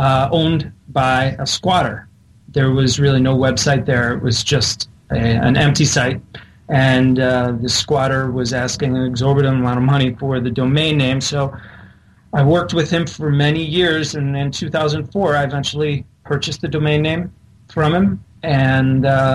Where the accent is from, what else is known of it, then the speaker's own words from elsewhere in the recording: Ohio, United States; moved away as an adult; now in New York City, United States; I moved to New York City back in 1998. I was originally from Ohio